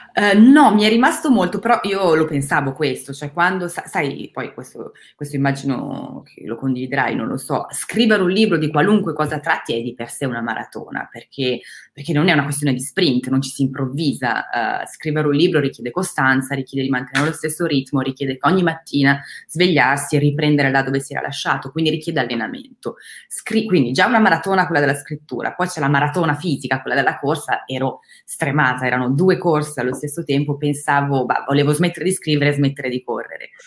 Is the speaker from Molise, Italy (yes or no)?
no; Crema, Lombardy, Italy; moved away as an adult; now in France; Il liceo classico l'ho fatto in Lombardia e sono nata a Crema, in ah. provincia di Cremona